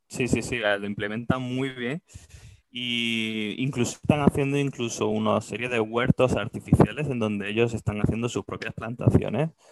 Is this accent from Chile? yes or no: no; Andalusia, Spain; accent: Andalusian, very closed; moved away as an adult; also born or lived in Japan; now in Singapore; los andaluces como yo, que tengo un acento muy cerrado